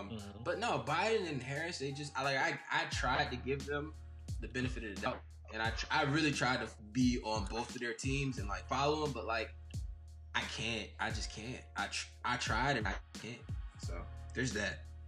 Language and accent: English; Gabon